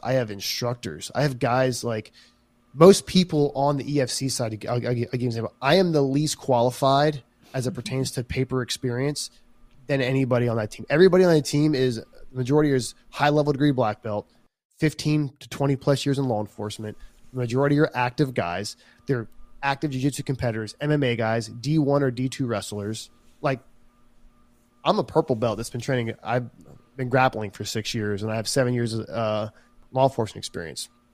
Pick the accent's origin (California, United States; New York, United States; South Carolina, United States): South Carolina, United States; I'm from South Carolina